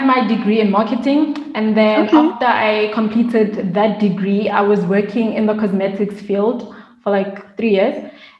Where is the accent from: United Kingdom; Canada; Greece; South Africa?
South Africa; moved away as an adult; also born or lived in Ireland / United States / Turkey; now in Bali, Indonesia; I am a South African expat. Mm-hmm. So I've been based in Bali for the past almost 2 years. And then before that, I was living in Ireland. Before Ireland, I was in the US. Before the US, I was in Turkey.